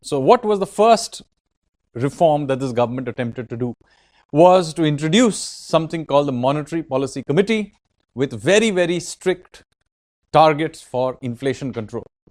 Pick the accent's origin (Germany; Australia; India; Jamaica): India; Kolkata, West Bengal; I am from Kolkata